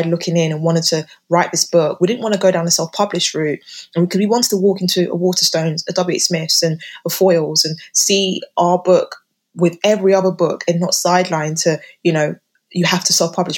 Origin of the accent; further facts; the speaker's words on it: United Kingdom; living and growing up in Britain